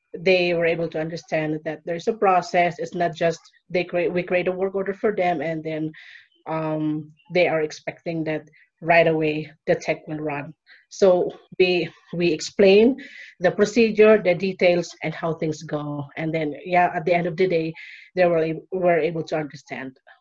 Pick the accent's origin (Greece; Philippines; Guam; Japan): Philippines; moved away as an adult; now in Peru; living now in Peru and I'm from Philippines. I've been living here in Peru for more than five years